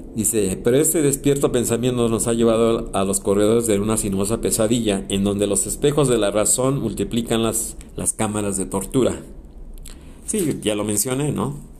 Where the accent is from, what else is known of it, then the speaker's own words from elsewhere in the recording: Mexico; todos somos los mismos mexicanos